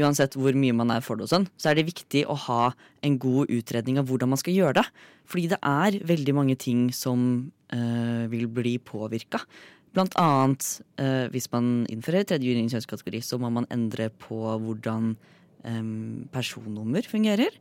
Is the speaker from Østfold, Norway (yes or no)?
yes; Fredrikstad, Østfold, Norway; moved away; hjemme i Fredrikstad